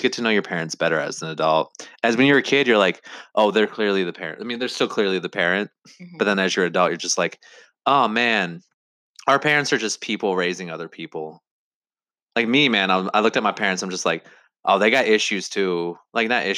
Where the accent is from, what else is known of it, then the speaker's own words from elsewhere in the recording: Indiana, United States; when I was growing up in Indiana, there wasn't many people of color